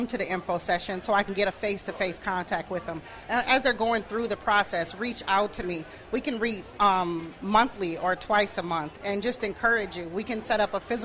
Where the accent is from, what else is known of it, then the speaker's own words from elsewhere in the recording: Minneapolis, Minnesota, United States; I'm born and raised in Minneapolis, South Minneapolis